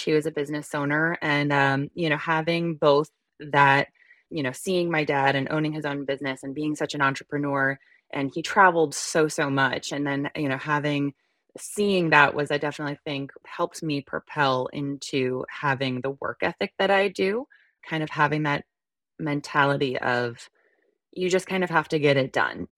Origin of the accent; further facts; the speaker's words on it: northern New Jersey, United States; also born or lived in Midwest; So, I grew up in New Jersey for, you know, the majority of my life, and we lived in northern New Jers-, New Jersey in, um, the tri-state area.